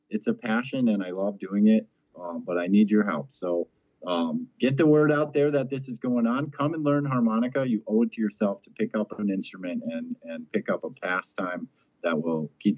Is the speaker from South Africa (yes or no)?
no; Ireland; I'm a proud Irishman as well as a harmonica.